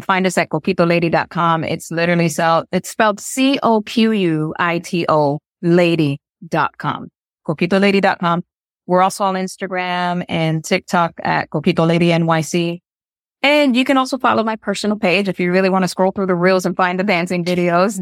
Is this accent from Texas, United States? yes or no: no; Rochester, New York, United States; now in New York City, United States; I was raised upstate in New York, um, in Rochester.